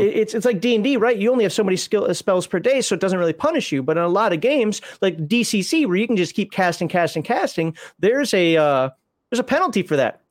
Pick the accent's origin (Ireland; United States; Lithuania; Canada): United States; I'm American